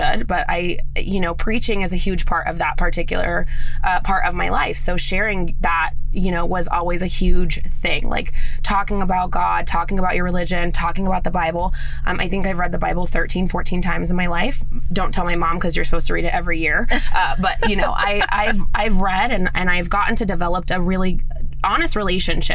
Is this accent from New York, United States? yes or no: no; Las Vegas, Nevada, United States; I am a native born Las Vegas girl. So I was born and raised in Las Vegas, Nevada.